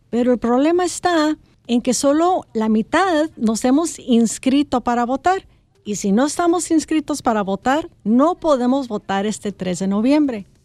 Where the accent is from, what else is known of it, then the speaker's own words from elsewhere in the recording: Ciudad Obregón, Sonora, Mexico; moved away; mi mami mexicana del Distrito Federal y yo crecí en Ciudad Obregón, Sonora.